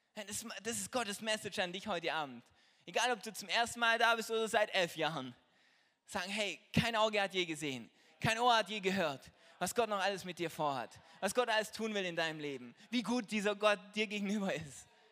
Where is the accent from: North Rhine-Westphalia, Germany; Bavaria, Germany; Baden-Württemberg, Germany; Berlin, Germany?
Baden-Württemberg, Germany; Trossingen; ich bin Apotheker hier in Trossingen, das ist die Stadt, wo ich herkomme